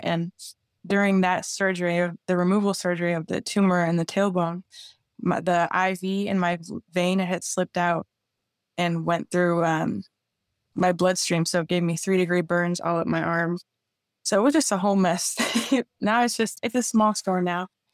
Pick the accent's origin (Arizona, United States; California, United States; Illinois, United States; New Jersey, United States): Illinois, United States; Chicago; I'm from Chicago, so that's why it's, you know, I play ice hockey